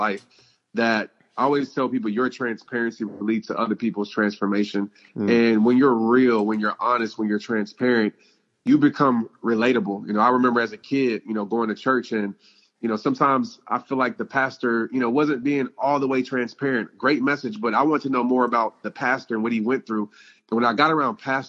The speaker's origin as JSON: {"language": "English", "town": "New Orleans", "region": "Louisiana", "country": "United States", "tie": "born or raised there", "said": "since I was, 5 years old, growing up in New Orleans"}